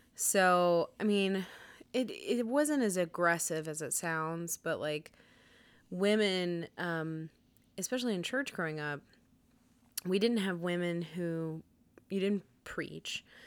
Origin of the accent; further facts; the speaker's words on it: United States; we're American